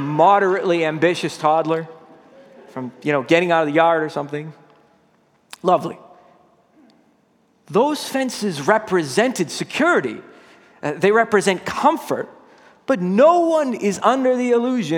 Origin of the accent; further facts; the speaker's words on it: Massachusetts, United States; I grew up in Massachusetts, right a couple houses down from my grandpa